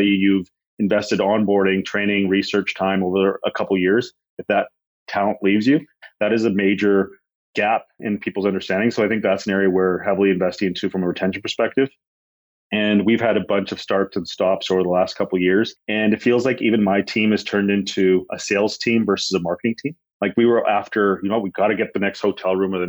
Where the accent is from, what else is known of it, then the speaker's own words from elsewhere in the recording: Canada; also born or lived in India; I was born in India, actually. I moved when I was 5. So most of my life has been in Canada